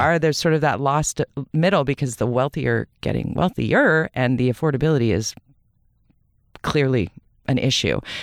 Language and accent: English; Vancouver, British Columbia, Canada; also born or lived in Toronto / United States; I was born in Vancouver. I was raised in Vancouver.